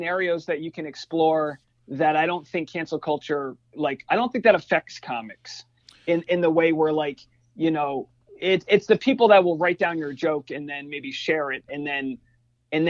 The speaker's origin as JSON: {"language": "English", "region": "New England", "country": "United States", "tie": "born or raised there", "said": "we grew up, like growing up in New England"}